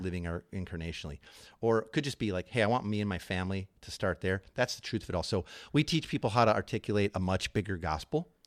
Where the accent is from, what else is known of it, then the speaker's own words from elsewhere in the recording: Chicago, Illinois, United States; moved away; I'm from Chicago